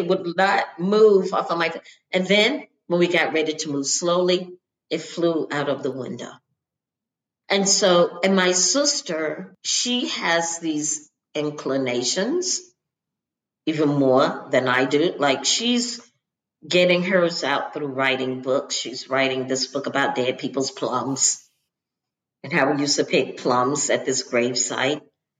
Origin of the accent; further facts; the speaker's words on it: the South, United States; I mean, like my growing up in the South, and we certainly don't give out obituaries and pictures